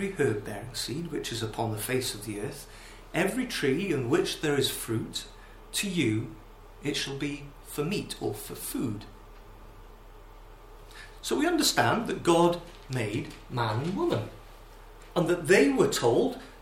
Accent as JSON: {"language": "English", "region": "Wales", "country": "United Kingdom", "said": "as a Welshman"}